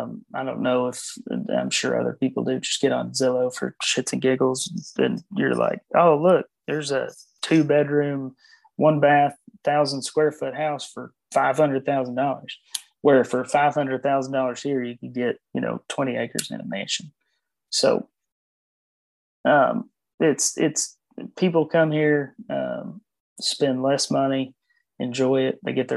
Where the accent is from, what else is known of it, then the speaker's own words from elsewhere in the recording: Missouri, United States; born there; I was actually born in Missouri, so I could talk about Missouri.